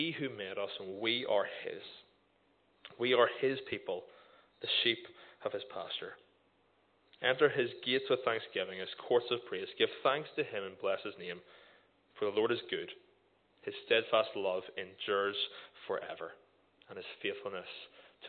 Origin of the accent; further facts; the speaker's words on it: Portadown, Northern Ireland, United Kingdom; from Portadown